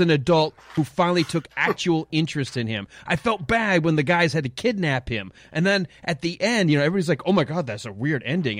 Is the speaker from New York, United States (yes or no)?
no; Detroit, Michigan, United States; Growing up in Detroit